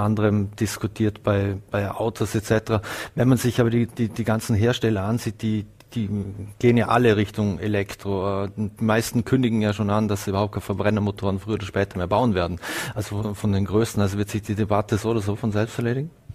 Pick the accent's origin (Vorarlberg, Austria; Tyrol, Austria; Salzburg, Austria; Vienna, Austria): Vorarlberg, Austria; uns Vorarlberger